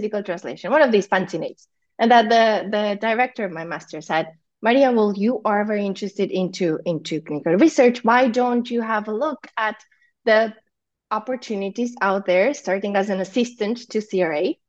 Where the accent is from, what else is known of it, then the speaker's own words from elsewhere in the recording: Zalău, Sălaj County, Romania; I'm from Zalo, which is like 40 minutes from Cluj-Napoca